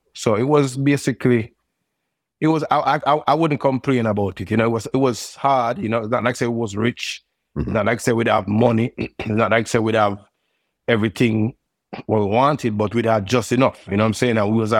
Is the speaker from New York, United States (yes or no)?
yes; New York City, New York, United States; Growing up in New York at that age, it was kind of, it was good. It had its challenges, you know.